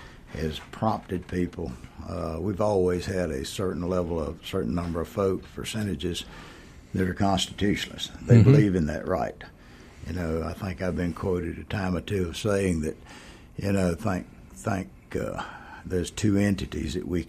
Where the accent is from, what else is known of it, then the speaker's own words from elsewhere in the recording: Hartwell, Georgia, United States; also born or lived in Americus, Georgia / Atlanta, Georgia; Born and raised in Hartwell. Only time I left was when I went to college.